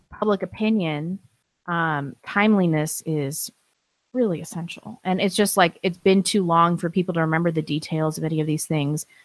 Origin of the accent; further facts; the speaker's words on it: St. Louis, Missouri, United States; now in North Idaho, United States; I grew up in Saint Louis